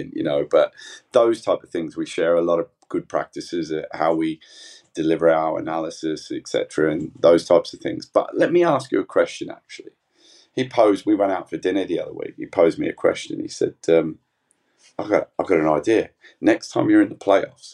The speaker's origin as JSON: {"language": "English", "country": "Australia", "moved": "yes", "lives_now": "Northampton, United Kingdom", "said": "an Aussie"}